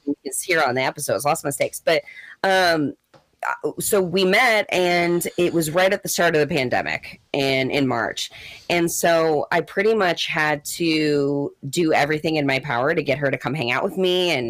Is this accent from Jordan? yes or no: no; St. Louis, Missouri, United States; Mm-mm. I'm from St. Louis.